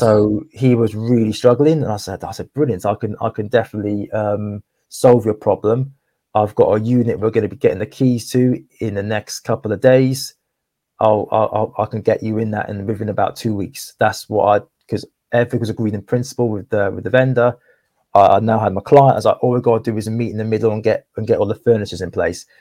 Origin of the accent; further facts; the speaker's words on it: Cardiff, Wales, United Kingdom; moved away; also born or lived in Essex; 'cause I'm actually from Cardiff, like, originally, um, well, I was born in Cardiff, and I moved over to Essex